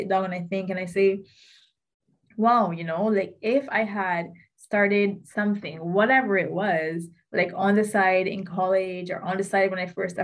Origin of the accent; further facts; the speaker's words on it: Barbados; also born or lived in United States; 2017 when I moved back from the States to Barbados